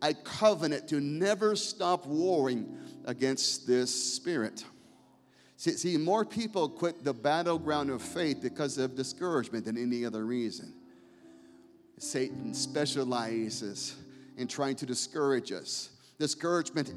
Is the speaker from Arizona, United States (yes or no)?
yes; Scottsdale, Arizona, United States; in my hometown, in Cameron's father's hometown in Scottsdale, Arizona